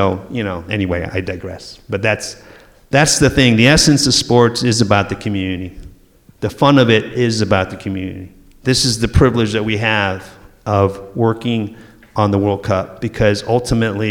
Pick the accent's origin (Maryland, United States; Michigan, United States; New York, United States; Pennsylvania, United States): Michigan, United States; I grew up in Michigan